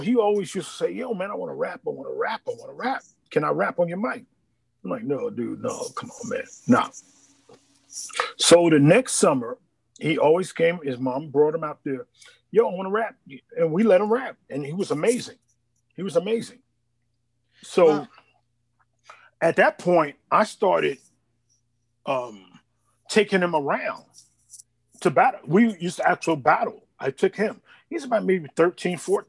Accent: New York City, New York, United States; also born or lived in Harlem; I'm from Queens, but I lived in Harlem too

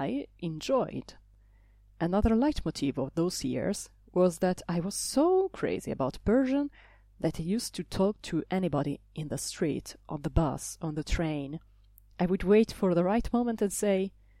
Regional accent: Italy; moved away as an adult; now in Brussels, Belgium; I come from Italy. I live in Brussels

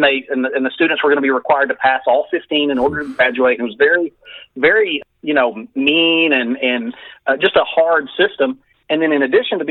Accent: Texas, United States; I had gone back to my hometown as superintendent.

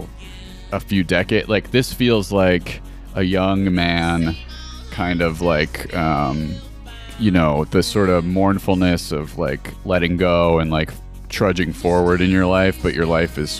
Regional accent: Buffalo, New York, United States; moved away as an adult; now in Los Angeles, United States; I grew up in Buffalo.

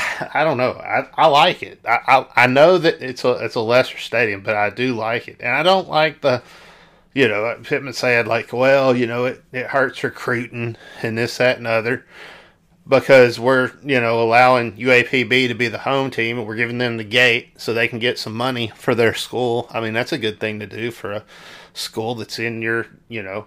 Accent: South Arkansas, United States; I'm from South Arkansas

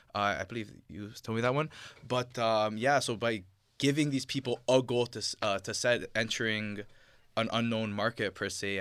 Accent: Ontario, Canada; I am Canadian. At the end of the day, I was born here. My parents were born here

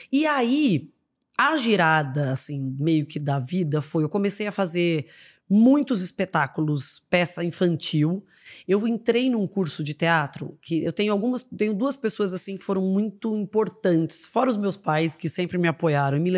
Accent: Brasília, Federal District, Brazil; Eu sou de Brasília.

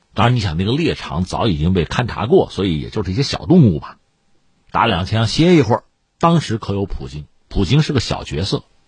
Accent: China; 我们中国人

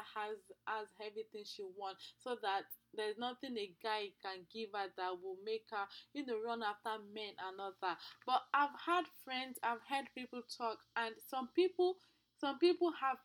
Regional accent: Nigeria; I'm from Nigeria

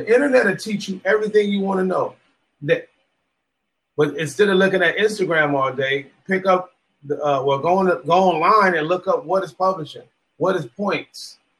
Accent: West Coast, United States; I'm from the West Coast. I'm influenced a lot by ….

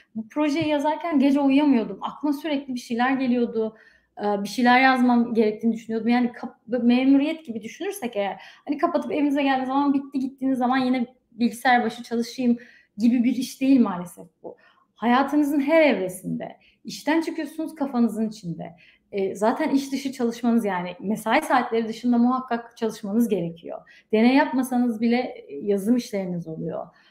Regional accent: Afyonkarahisar, Turkey; moved away as an adult; also born or lived in Izmir, Turkey; now in United States; ben Afyonluyum aslen

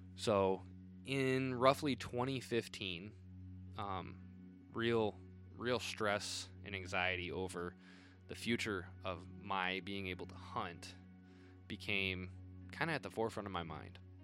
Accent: Northern Indiana, United States; also born or lived in South Bend, Indiana; being a Northern Indiana native, living in South Bend for a time.

